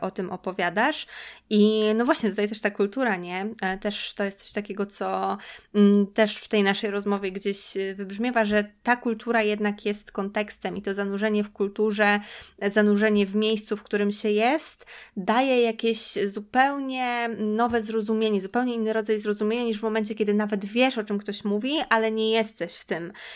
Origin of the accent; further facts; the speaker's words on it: Podlaskie Voivodeship, Poland; moved away as an adult; also born or lived in Warsaw; ja pochodzę z Podlasia, no i chodziłam do szkoły w Białymstoku